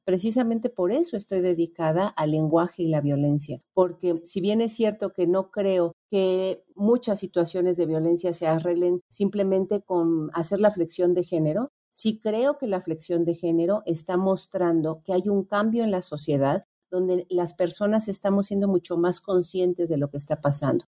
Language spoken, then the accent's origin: Spanish; Mexico; nosotros, mm, en particularmente los mexicanos